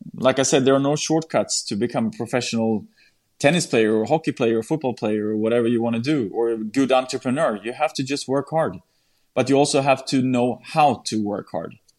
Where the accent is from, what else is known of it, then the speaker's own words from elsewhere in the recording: Sweden; my hometown in Sweden